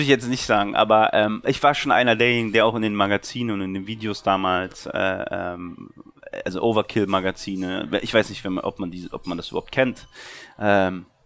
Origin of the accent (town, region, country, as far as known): Berlin, Germany